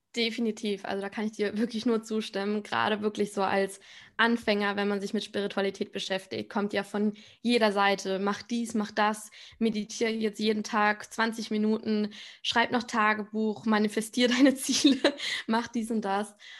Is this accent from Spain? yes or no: yes; Spain; ich komme aus Spanien